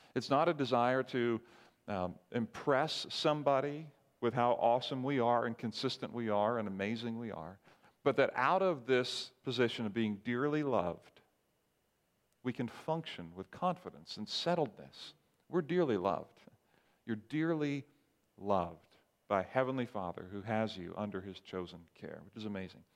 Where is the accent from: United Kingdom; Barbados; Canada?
Barbados; moved away; growing up in Barbados